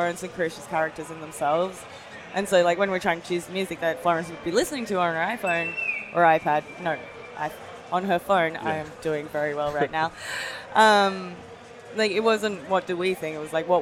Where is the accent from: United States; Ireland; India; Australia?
Australia; I'm Japanese Australian